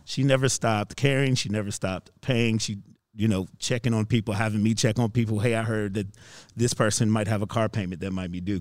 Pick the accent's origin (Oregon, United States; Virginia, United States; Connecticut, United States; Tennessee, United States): Virginia, United States; moved away as an adult; now in Chicago, United States; I'm originally from Virginia